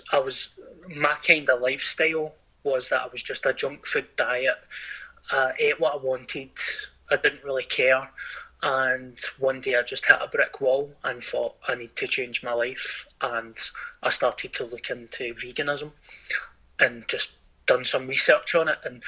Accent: Scotland, United Kingdom; I have been self-conscious about being Scottish.

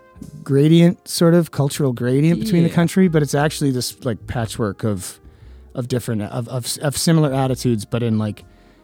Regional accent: Edmonton, Alberta, Canada; now in Toronto, Canada; I grew up in Edmonton, playing in, like, the scummiest punk bands, and then living in Toronto for 10 years now

